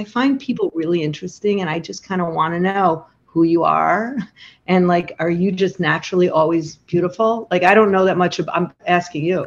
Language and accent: English; Chicago, Illinois, United States; moved away as an adult; now in Montclair, United States; it's where I raised my family. I'm from Chicago